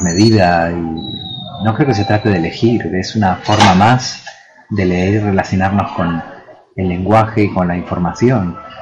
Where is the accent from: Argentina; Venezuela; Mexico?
Argentina; Buenos Aires; now in Granada, Spain; Yo pasé mi infancia en Argentina y luego sí mi vida en, Granada o Granada, como se debe decir. Pero ese primer contacto fue en Buenos Aires.